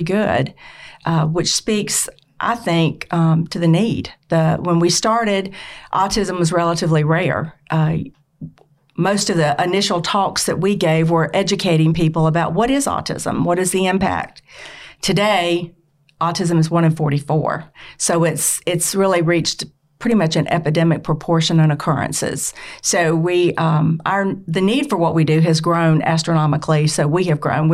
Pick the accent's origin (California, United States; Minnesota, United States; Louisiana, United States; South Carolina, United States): South Carolina, United States; Aiken; now in Greenville, United States; I am also from South Carolina, but from the Aiken area.